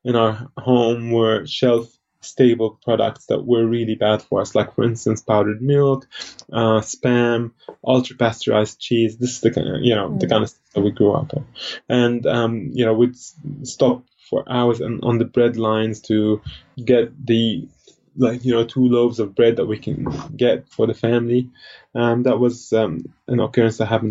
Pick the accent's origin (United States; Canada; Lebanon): Lebanon; I was born in Lebanon, and it was the peak of the civil